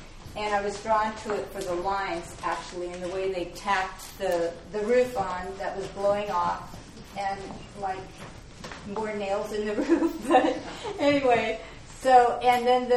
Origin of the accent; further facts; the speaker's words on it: Kodiak, Alaska, United States; I'm from Kodiak, and I've lived there most of my life